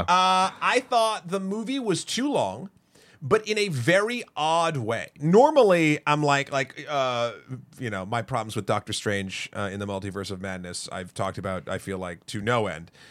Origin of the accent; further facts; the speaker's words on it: Milford, New Hampshire, United States; now in New York, United States; my hometown, Milford, New Hampshire